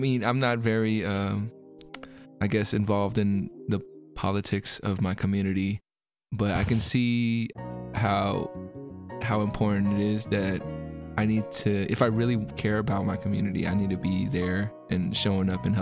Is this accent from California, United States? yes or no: yes; the Bay Area, California, United States; growing up in the Bay